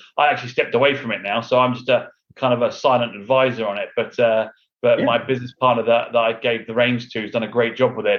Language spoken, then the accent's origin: English; London, United Kingdom; moved away as an adult; also born or lived in Houston, United States; now in United States; I'm from London, England. So okay. I was born in England and moved